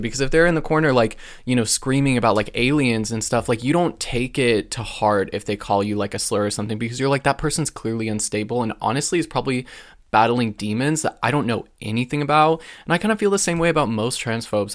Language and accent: English; Alaska, United States; now in West Coast, United States; it was cool growing up in Alaska.